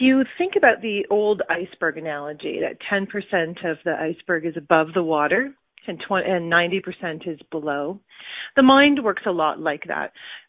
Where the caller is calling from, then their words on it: Cambridge, Ontario, Canada; Cambridge, Ontario.